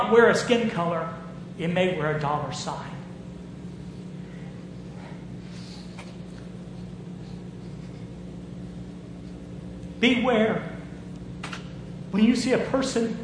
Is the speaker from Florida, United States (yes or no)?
yes; Jacksonville, Florida, United States; I was raised in Jacksonville, Florida.